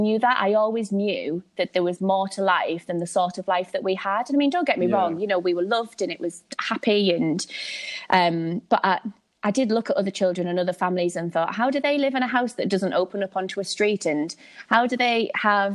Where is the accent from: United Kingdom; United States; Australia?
United Kingdom; Hartlepool, North East England; moved away as an adult; now in Sunderland, United Kingdom; I don't know whether you can tell from my accent, but I'm from a little place called Hartlepool